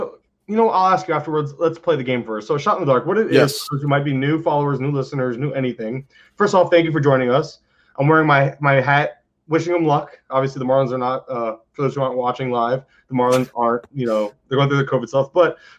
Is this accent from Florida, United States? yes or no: yes; Florida, United States; I'm from Florida